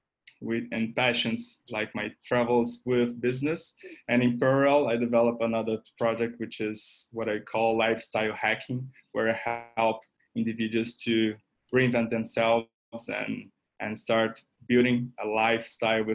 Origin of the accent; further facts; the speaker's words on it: Brazil; moved away as an adult; also born or lived in Paris, France; I'm from Brazil